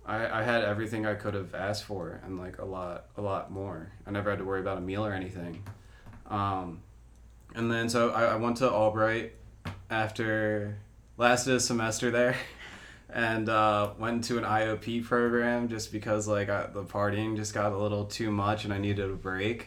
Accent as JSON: {"language": "English", "town": "Media", "region": "Pennsylvania", "country": "United States", "tie": "born or raised there", "also_born_or_lived": "Chile", "said": "I grew up in Media, Pennsylvania."}